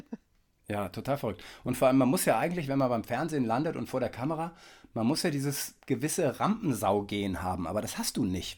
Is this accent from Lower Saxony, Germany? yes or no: no; Kiel, Schleswig-Holstein, Germany; ich als Kieler kenne ja die Kieler Woche